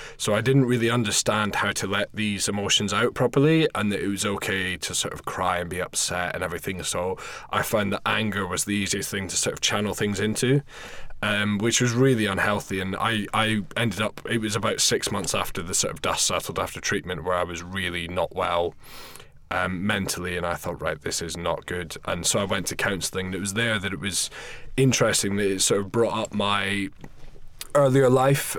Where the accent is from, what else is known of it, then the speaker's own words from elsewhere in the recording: Scotland, United Kingdom; moved away as an adult; also born or lived in London; I'm from Scotland originally, but I was working in London running a bar